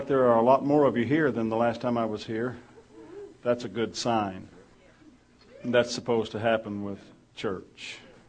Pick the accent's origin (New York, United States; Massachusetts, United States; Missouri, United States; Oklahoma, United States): Oklahoma, United States; now in West Texas, United States; I came from Oklahoma. I wasn't, but I spent 15 years here, and now I can do two important things at once.